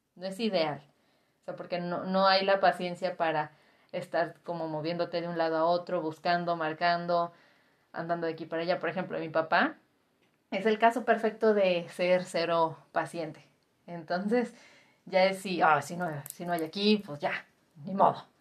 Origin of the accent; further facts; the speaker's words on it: Guadalajara, Jalisco, Mexico; yo que soy tapatía